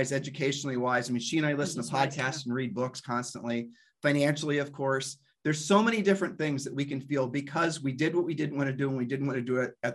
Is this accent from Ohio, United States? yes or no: yes; Ohio, United States; We're from Ohio